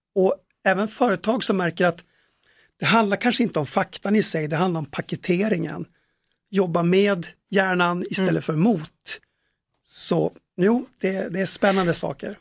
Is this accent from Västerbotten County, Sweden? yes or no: yes; Tärnaby, Västerbotten County, Sweden; uppe i Tärnaby där jag kommer ifrån